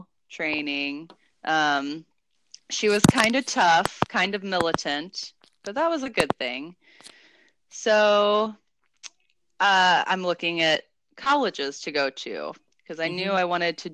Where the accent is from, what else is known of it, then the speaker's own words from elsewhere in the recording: Avenue, Maryland, United States; moved away as an adult; also born or lived in Italy; I'm from the small town of Avenue, Maryland, which is. It doesn't have any traffic lights, and it's mostly farmland kind of on the water, on the Potomac River. And so I grew up with a lot of nature there